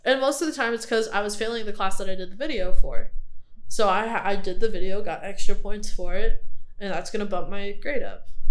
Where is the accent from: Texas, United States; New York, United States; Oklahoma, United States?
Texas, United States; Houston; moved away; I'm from Houston